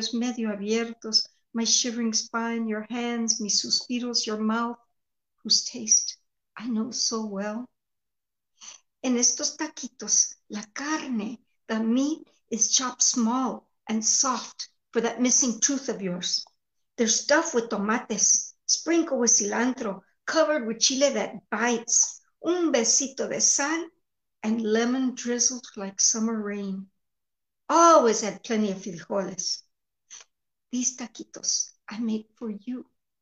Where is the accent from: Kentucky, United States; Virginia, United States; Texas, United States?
Texas, United States; Tex-Mex; accent: Tex-Mex; first language Tex-Mex; Tex-Mex is my native language